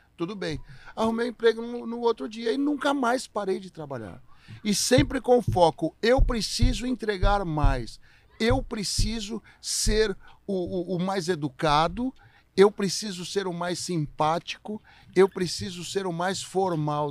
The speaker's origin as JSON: {"language": "Portuguese", "region": "São Paulo", "country": "Brazil", "tie": "born or raised there", "said": "Eu sou um cara que morei minha vida inteira em São Paulo."}